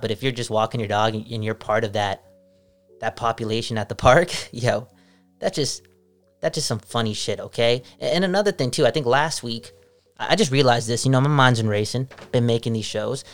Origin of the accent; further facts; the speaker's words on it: Canada; being Canadian